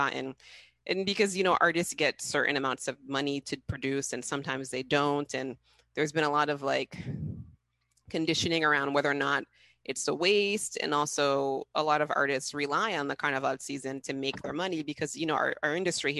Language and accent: English; Massachusetts, United States; moved away as an adult; now in Haiti; I didn't grow up in Haiti. I grew up in Massachusetts